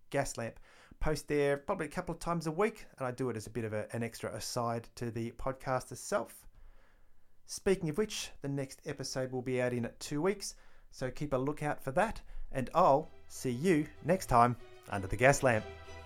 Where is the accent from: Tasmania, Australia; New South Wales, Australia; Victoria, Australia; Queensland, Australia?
Victoria, Australia; Melbourne; It's actually my hometown